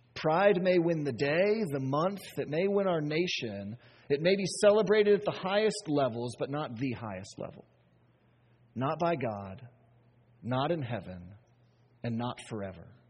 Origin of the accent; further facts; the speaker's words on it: United States; we, as American Christians